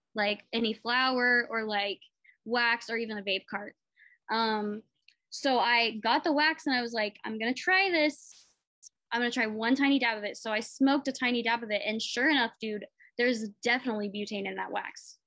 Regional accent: Muskogee, Oklahoma, United States; I was raised in Muskogee, so I just spent a lot of time in Tulsa, like as a kid

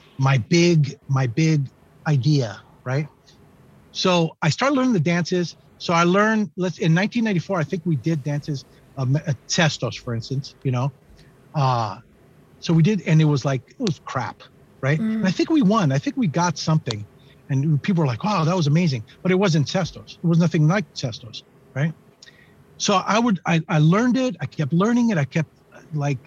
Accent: San Francisco, California, United States; I'm a painter from San Francisco

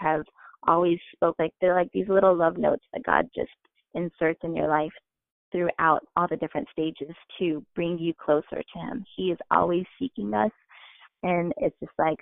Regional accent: Indiana, United States; moved away as an adult; also born or lived in San Francisco Bay Area; growing up in Indiana, I grew up in a household

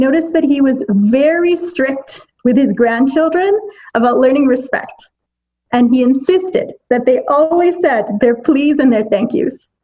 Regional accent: Pakistan; me being as a Pakistani

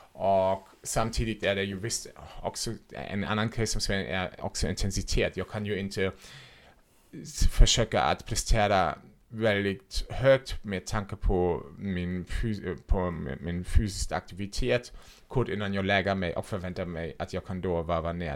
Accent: Germany; Swedish is a second language; now in Sweden; jag kommer ursprungligen från Tyskland så därför låter jag som jag låter

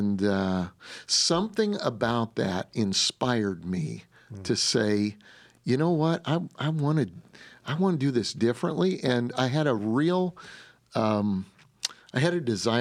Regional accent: Denver, Colorado, United States; moved away; my wife, we're from Denver, Colorado

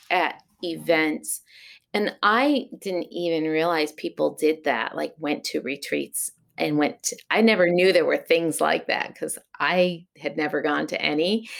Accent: the Berkshires, Massachusetts, United States; also born or lived in Long Beach, California; now in Shaftesbury, United States; I was born in Long Beach, California, and then moved as a youth to Massachusetts to the Berkshires, is where my grandparents' farm was that I moved to from California.

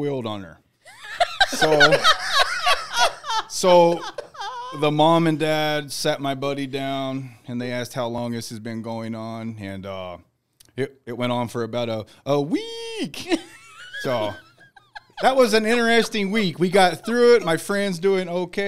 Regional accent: Tennessee, United States; I'm from Tennessee, so I can barely speak English

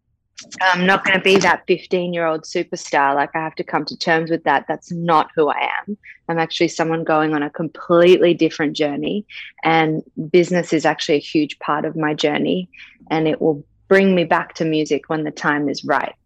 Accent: Sydney, New South Wales, Australia; also born or lived in New York, United States; I was born in New York. Family moved to Bondi Beach when I was like two. So raised in Bondi. So I'm like a dual citizen, but very much an Aussie because I've lived here my whole life.

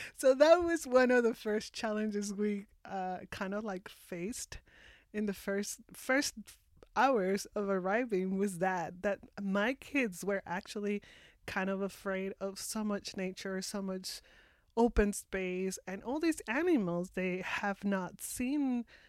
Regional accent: Mexico City, Mexico; English is a second language; moved away as an adult; now in Victoria, Canada; I am from Mexico, originally from Mexico City. I was born and raised and lived most of my life there.

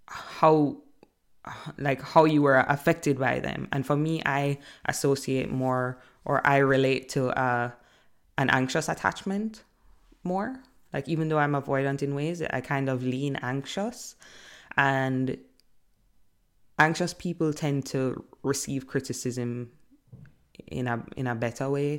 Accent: Jamaica; I'm from Jamaica

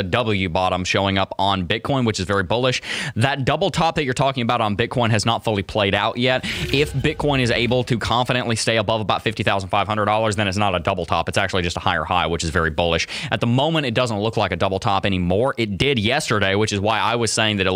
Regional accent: Tennessee, United States; I'm from the sticks up in Tennessee

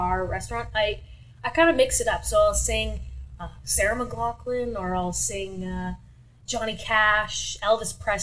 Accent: Sudbury, Ontario, Canada; I was born and raised here in Sudbury

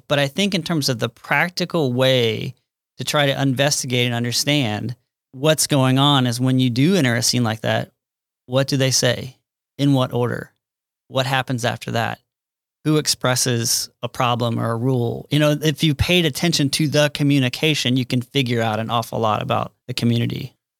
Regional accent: Kansas City, United States; I had to get back to, um, Kansas City, suburb of Kansas City

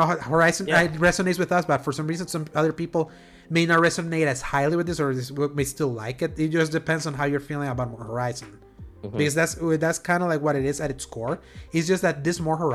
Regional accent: El Salvador; I am from El Salvador

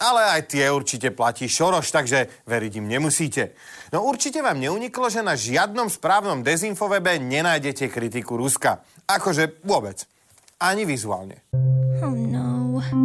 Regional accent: Košice, Košice Region, Slovakia; jeho brat bol môjim spolužiakom na gymnáziu v Košiciach

